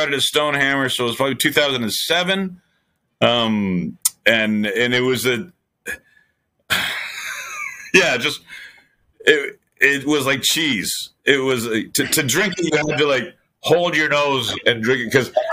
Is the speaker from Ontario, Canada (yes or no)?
yes; Belleville, Ontario, Canada; moved away; This is like actually my home turf